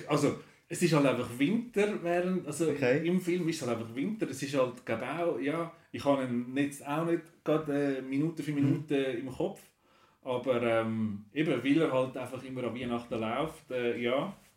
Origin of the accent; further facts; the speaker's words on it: Switzerland; bei uns in der Schweiz